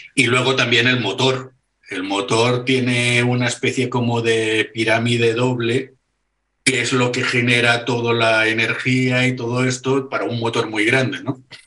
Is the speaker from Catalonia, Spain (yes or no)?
yes; Barcelona, Catalonia, Spain; soy de Barcelona